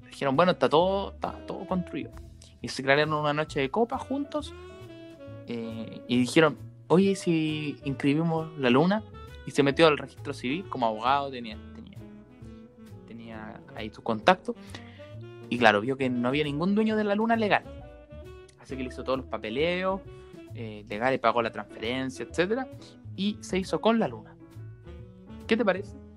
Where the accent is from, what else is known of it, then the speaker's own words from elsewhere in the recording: Maipú, Santiago Metropolitan Region, Chile; nosotros somos de Maipú